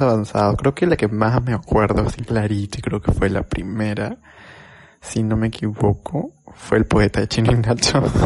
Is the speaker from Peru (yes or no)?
yes; Lima, Peru; moved away; la primera vez que salí de Lima, pero fue el distrito de Lima, fue para irme a Chosica.